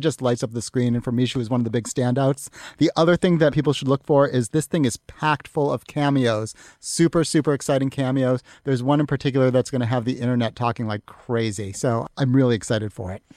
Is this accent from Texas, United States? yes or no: no; Massachusetts, United States; I grew up in Massachusetts. I grew up right next to the towns where this first one was filmed